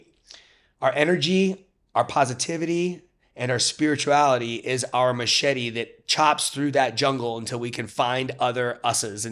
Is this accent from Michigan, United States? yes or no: no; Cleveland, Ohio, United States; moved away as an adult; also born or lived in Detroit; now in Chicago, United States; I grew up in Cleveland, lived in Detroit.